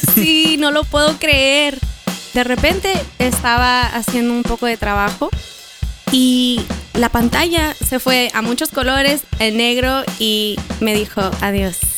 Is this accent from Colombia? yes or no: no; Mexico; nuestro querido México